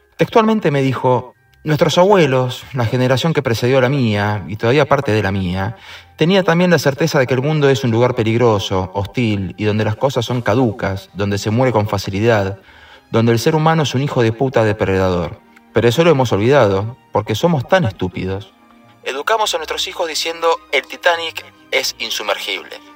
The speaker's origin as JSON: {"language": "Spanish", "country": "Argentina", "said": "en mi país, los que crecimos con democracia"}